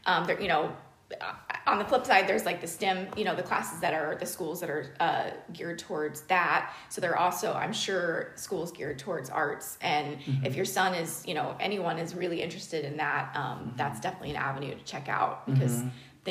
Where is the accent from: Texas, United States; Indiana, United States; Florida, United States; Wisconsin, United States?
Texas, United States; Dallas-Fort Worth Metroplex; also born or lived in Arlington, Texas; I was born in Arlington, Texas, but I grew up in the Dallas-Fort Worth Metroplex